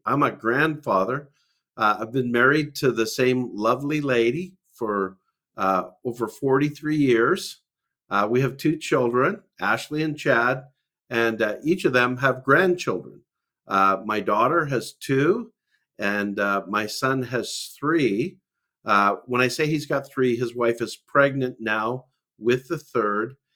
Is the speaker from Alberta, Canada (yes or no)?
yes; Calgary, Alberta, Canada; I'm a Canadian from Calgary, Alberta, Canada.